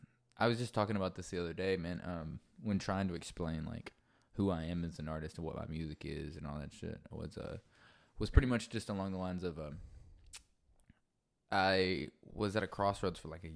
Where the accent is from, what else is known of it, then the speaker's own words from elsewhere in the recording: Middle Tennessee, United States; now in Nashville, United States; I'm from Middle Tennessee, but like, I guess Nashville, the latter half, like right after college, so like 2016 or so.